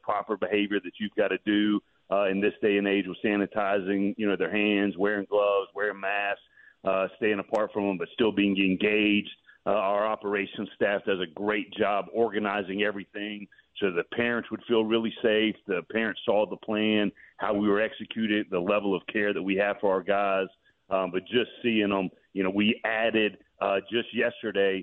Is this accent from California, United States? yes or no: no; Decatur, Georgia, United States; I'm born and raised on the east side of Atlanta, born and raised in Decatur